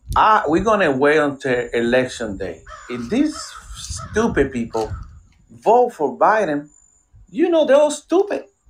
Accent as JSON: {"language": "English", "country": "Puerto Rico", "tie": "born or raised there", "moved": "yes", "lives_now": "United States", "said": "I was raised in Puerto Rico"}